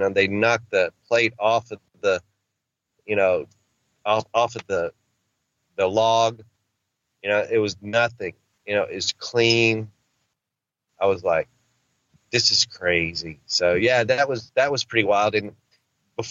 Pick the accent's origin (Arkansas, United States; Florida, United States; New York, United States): Arkansas, United States; I'm a country boy. I'm from Arkansas.